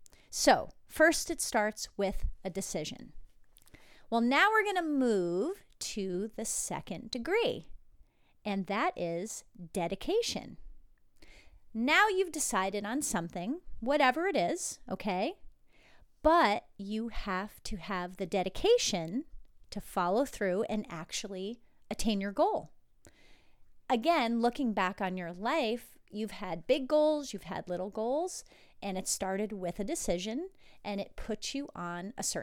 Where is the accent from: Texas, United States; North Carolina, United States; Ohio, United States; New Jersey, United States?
New Jersey, United States; And I grew up in New Jersey with all my relatives, including my parents, drinking wine, drinking beer, drinking kind of anything.